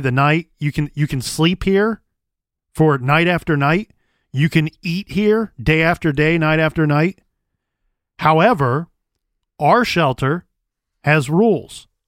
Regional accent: Columbus, Ohio, United States; born and raised in Columbus, here in Columbus

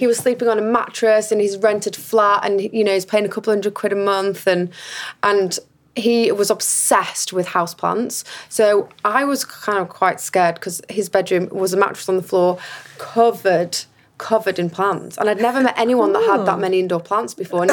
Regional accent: Huddersfield, Yorkshire and the Humber, United Kingdom; I am from Huddersfield

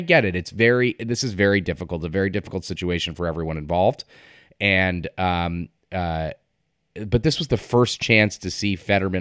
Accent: Connecticut, United States; my home state in Connecticut, not my home district

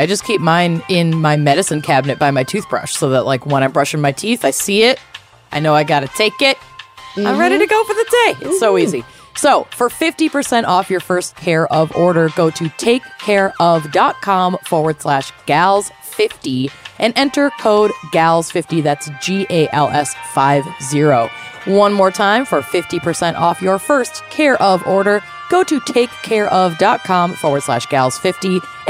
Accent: Normandy, France; In my hometown of Normandy, France, we didn't learn how to say the English pronunciation.

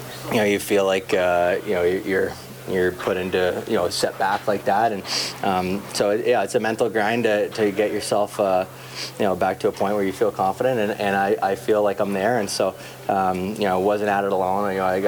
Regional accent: Toronto, Ontario, Canada; growing up in the Toronto area

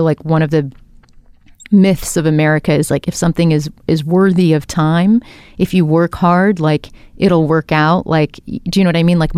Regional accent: India; I'm an Indian woman, I'm a filmmaker

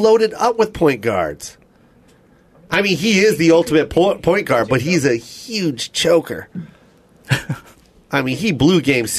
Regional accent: Seattle, Washington, United States; I'm from Seattle.

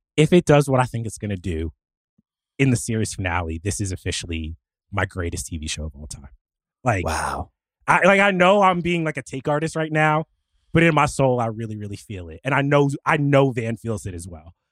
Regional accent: New Jersey, United States; I grew up in Jersey

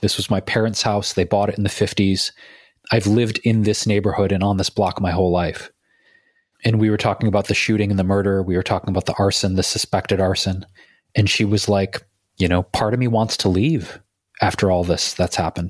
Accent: Detroit, Michigan, United States; moved away; going back to my hometown, Detroit

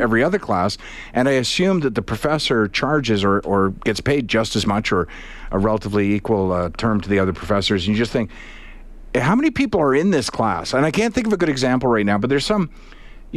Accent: Charlottetown, Prince Edward Island, Canada; also born or lived in Halifax; I'm from Charlottetown

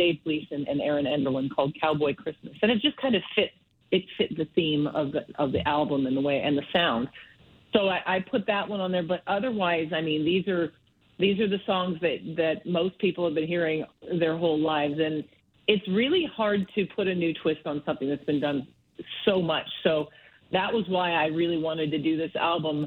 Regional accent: Medicine Hat, Alberta, Canada; also born or lived in Calgary; now in United States; I grew up mostly in Medicine Hat

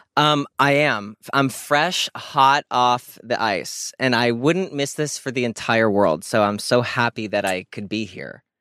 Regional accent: Scranton, Pennsylvania, United States; moved away; I'm from Scranton

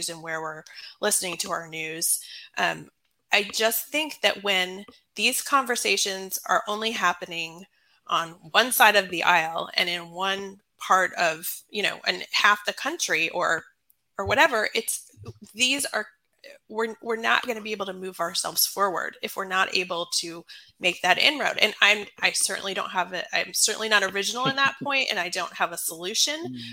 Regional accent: Atlanta, Georgia, United States; now in Maryland, United States; I live in Maryland. I'm from Atlanta, Georgia.

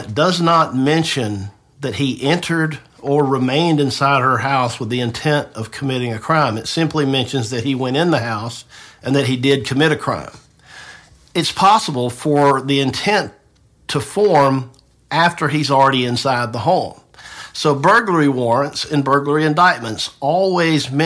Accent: Tifton, Georgia, United States; moved away as an adult; now in Marietta, United States; I grew up in Tifton, so I know the area

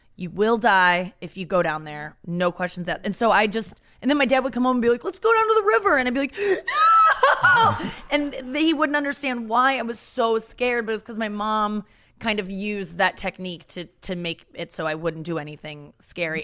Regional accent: St. Louis, Missouri, United States; also born or lived in Cincinnati, Ohio; I grew up in Cincinnati, Ohio until I was six, and then we moved to Saint Louis, Missouri.

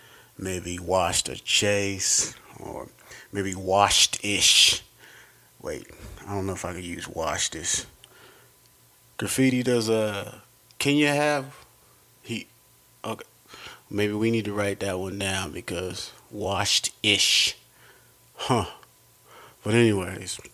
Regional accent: Denver, Colorado, United States; I am from here, Denver, Colorado, Park Hill

